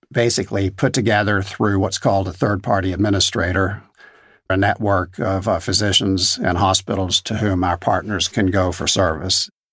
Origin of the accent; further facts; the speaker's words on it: Danville, Pennsylvania, United States; Growing up in Danville, Pennsylvania, I saw my father, a physician who treated leukemia and lymphoma patients, get hugs in the grocery store and at church